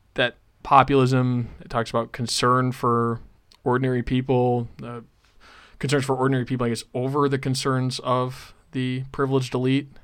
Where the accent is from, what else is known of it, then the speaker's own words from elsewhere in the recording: North Dakota, United States; my home state of North Dakota